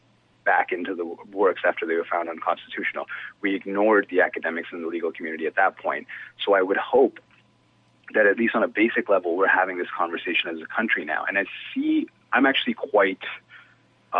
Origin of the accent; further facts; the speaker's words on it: Canada; as a Canadian